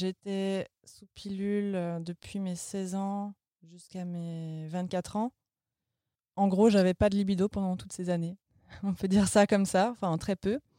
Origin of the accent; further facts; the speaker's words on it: Vendée, Pays de la Loire, France; moved away as an adult; now in Berlin, Germany; j'ai 30 ans, je viens de Vendée comme la brioche